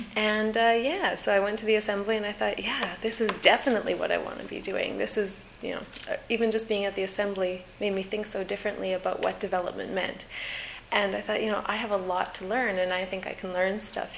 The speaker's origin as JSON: {"language": "English", "region": "Saskatchewan", "country": "Canada", "also_born_or_lived": "Newfoundland", "moved": "as an adult", "said": "I was originally from Saskatchewan"}